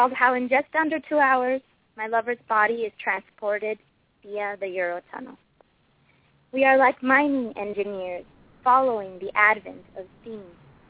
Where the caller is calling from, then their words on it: Los Angeles, California, United States; Hi, I'm calling from Los Angeles